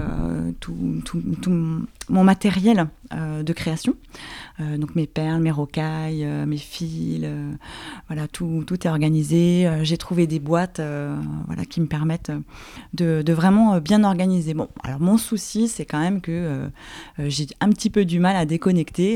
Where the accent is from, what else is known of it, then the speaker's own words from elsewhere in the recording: Paris, Île-de-France, France; je suis parisienne et je vis à Paris